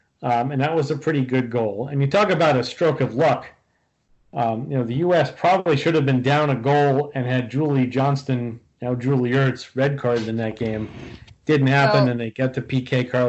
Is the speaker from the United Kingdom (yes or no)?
no; Brazil; I'm from Brazil.